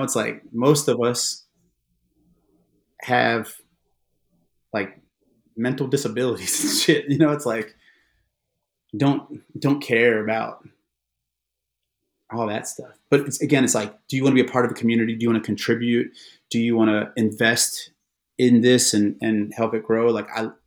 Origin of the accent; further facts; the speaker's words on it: Baltimore, Maryland, United States; I'm from Baltimore.